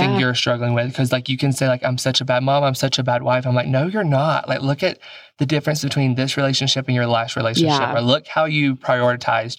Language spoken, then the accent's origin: English; Alabama, United States; I'm from Alabama